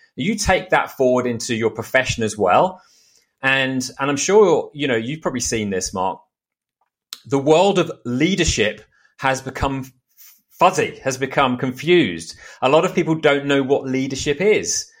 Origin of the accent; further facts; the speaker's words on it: United Kingdom; moved away as an adult; now in Austin, United States; I'm British. I've been in the States for two years now.